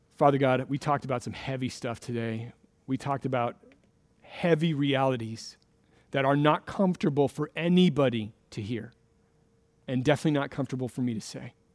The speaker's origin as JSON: {"language": "English", "region": "Florida", "country": "United States", "tie": "born or raised there", "moved": "yes", "lives_now": "Redmond, United States", "said": "I grew up in Florida"}